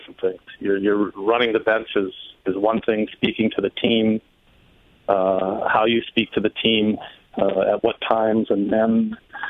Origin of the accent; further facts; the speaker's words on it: Castlegar, British Columbia, Canada; now in Utica, United States; I grew up in Castlegar, British Columbia